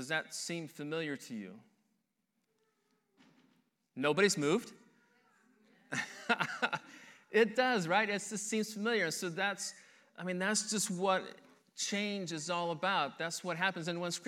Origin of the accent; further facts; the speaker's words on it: Henderson, Nebraska, United States; born there; also born or lived in Denver, Colorado / Detroit, Michigan; I was born in Henderson, Nebraska. And then from that point, at the age of 2, my family moved to Denver, Colorado, and we lived there for a little over a year, I believe. From that point, we moved to Detroit, Michigan